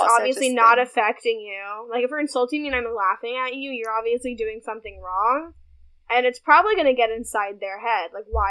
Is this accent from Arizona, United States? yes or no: no; New York City, New York, United States; I'm from New York. Like, we're from New York City. Like, we're from Manhattan.